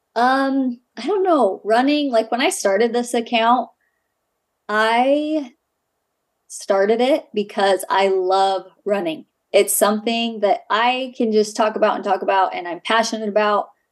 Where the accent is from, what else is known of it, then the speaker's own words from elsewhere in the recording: Ogden, Utah, United States; I grew up in Ogden, Utah.